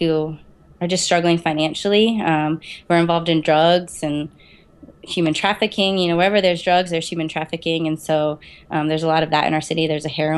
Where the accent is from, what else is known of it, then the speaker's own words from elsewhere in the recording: Eldersburg, Maryland, United States; moved away as an adult; also born or lived in New Jersey / Harrisburg, Pennsylvania; now in Williamsport, United States; I was born in New Jersey, and then I grew up in Maryland majority of my life. So it's a little town called Eldersburg.